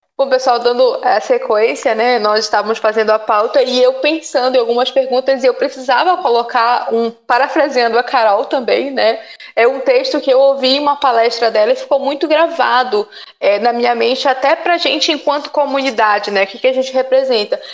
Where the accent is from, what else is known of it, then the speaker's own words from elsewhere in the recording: Belém, Pará, Brazil; moved away; Eu vim do norte, vim de Belém